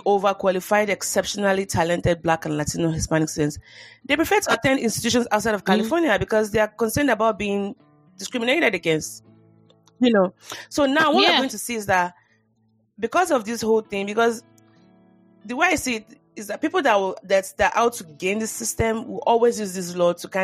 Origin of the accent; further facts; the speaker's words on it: Nigeria; moved away; as a Nigerian